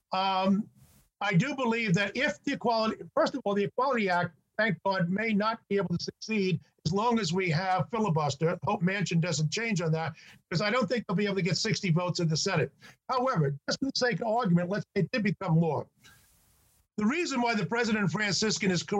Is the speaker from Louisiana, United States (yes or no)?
no; New York, United States; When I was a kid, back in the 1950s, growing up in New York